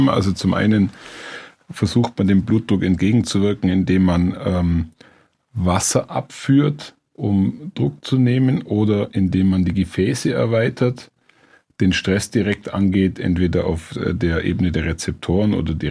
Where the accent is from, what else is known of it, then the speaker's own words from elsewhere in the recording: Bavaria, Germany; komme ich ja aus dem Allgäu und bin in ländlicher Gegend aufgewachsen